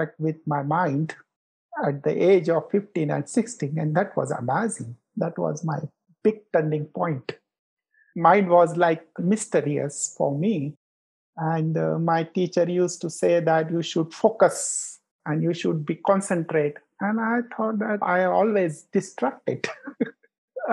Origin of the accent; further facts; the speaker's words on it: Nagpur, Maharashtra, India; also born or lived in Mumbai; Nagpur is my hometown. I didn't born here. I was born in a small village. But after 3 months, I've been to the big city in Mumbai.